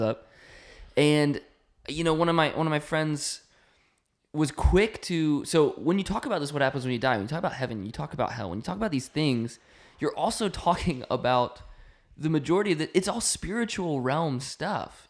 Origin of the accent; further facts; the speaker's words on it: North Carolina, United States; moved away; we grew up in North Carolina.